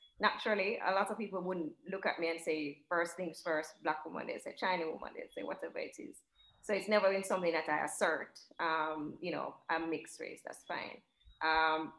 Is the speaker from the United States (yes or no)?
no; Jamaica; even growing up in Jamaica, not a lot of people that directly look like me